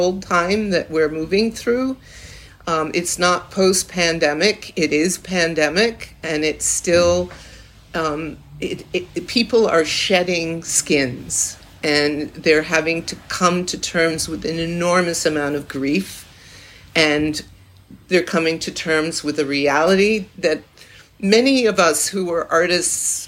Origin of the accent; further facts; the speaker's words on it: Salem, Massachusetts, United States; I was born in Salem, Massachusetts.